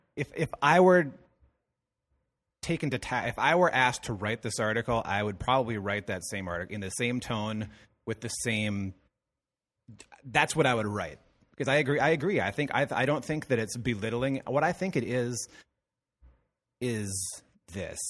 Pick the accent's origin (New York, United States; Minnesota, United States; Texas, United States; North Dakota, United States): Minnesota, United States; Madison; my hometown, where Madison, Minnesota, where I grew up